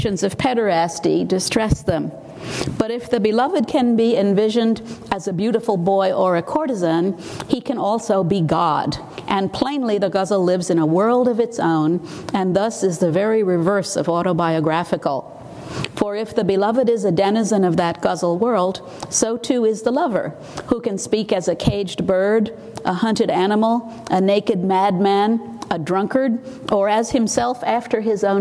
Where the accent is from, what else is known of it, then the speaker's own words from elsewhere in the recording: Arkansas, United States; I'm from Arkansas. I started studying Hindi at 20 and Urdu at 22